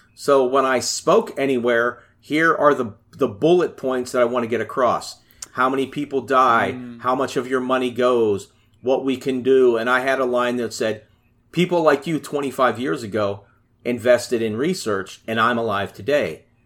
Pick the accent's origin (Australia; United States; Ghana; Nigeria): United States; Pittsburgh, Pennsylvania; I'm from Pittsburgh, Pennsylvania